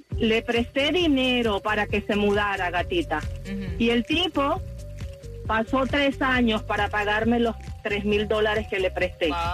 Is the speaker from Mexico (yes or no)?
no; Venezuela; moved away as an adult; now in United States; yo soy de Venezuela